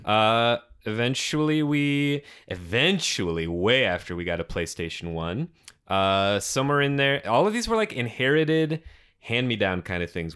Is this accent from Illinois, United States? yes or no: no; Detroit, Michigan, United States; our suburban Detroit basement.